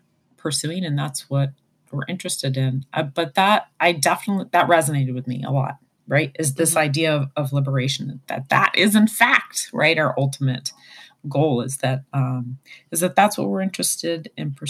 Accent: Phoenix, Arizona, United States; moved away; now I'm from Phoenix

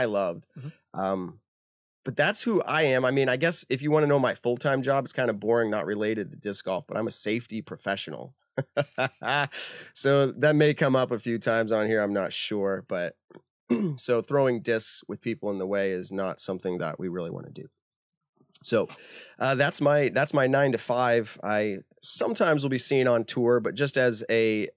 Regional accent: Leicester, Massachusetts, United States; I grew up in Leicester

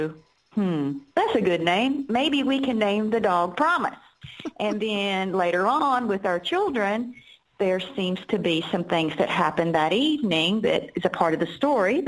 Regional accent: Durham, North Carolina, United States; my hometown in Durham, North Carolina

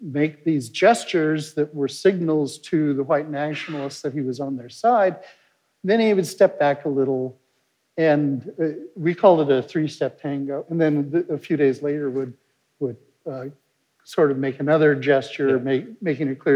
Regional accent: the West, United States; I grew up in the West

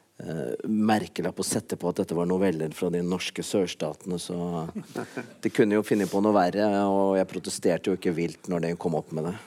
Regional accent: Kongsvinger, Innlandet, Norway; der jeg kommer fra, i Kongsvinger-distriktet

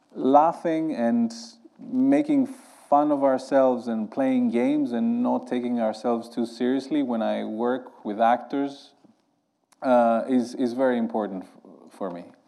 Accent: Greece; I grew up in Greece

